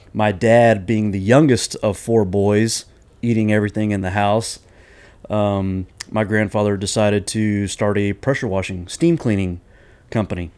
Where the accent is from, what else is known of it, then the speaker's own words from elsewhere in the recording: Houston, Texas, United States; I'm originally from here in Houston, Texas